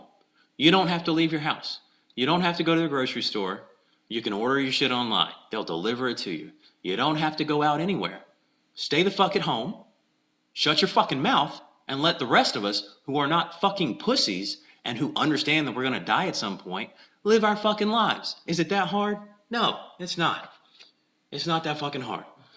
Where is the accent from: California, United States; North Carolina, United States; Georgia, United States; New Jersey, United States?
Georgia, United States; South; I'm from South Georgia